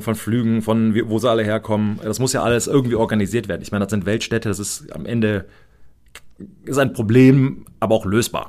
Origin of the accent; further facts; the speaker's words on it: United States; ich als Amerikaner